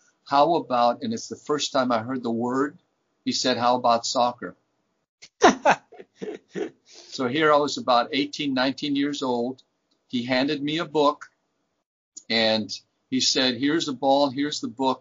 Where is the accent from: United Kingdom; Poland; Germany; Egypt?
Germany; now in United States; I was born and raised in Germany as a Flüchtling